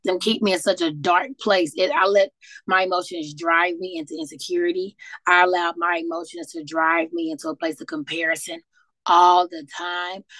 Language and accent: English; St. Louis, Missouri, United States; moved away as an adult; now in Louisville, United States; I was born and raised in St. Louis, Missouri